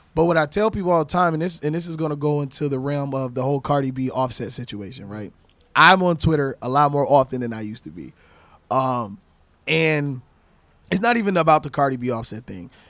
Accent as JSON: {"language": "English", "region": "Michigan", "country": "United States", "also_born_or_lived": "Florida / Spanish Harlem, New York", "moved": "yes", "lives_now": "New York, United States", "said": "I'm originally from Michigan"}